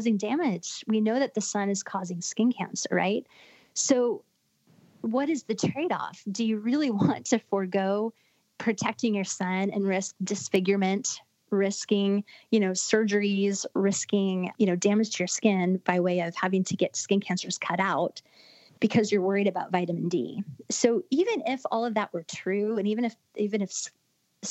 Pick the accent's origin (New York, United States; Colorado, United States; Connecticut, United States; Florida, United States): Florida, United States; I grew up in Florida.